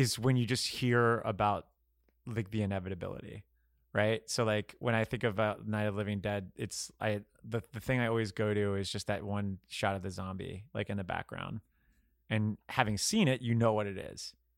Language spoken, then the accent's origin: English; Florida, United States; I'm from Florida